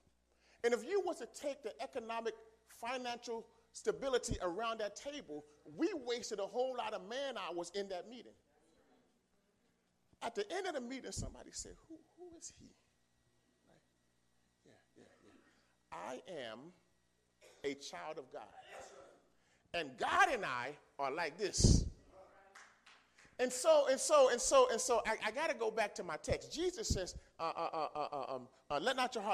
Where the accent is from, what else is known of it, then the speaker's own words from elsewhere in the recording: New York City, New York, United States; also born or lived in Philadelphia; I grew up in New York, in the Bronx, New York